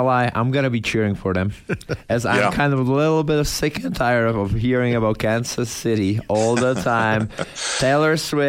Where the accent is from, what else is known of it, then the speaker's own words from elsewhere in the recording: Czechia; English is a second language; now in United States; I'm from Czech Republic, from Europe.